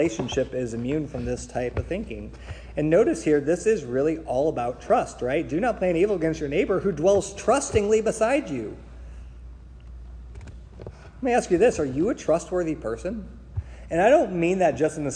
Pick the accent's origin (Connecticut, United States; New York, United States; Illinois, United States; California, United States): Illinois, United States; Springfield; I grew up in Springfield, and Springfield is known for Abraham Lincoln.